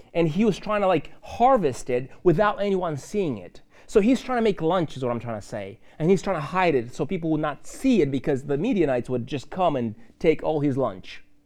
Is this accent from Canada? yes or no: no; Moldova; moved away; I grew up in Moldova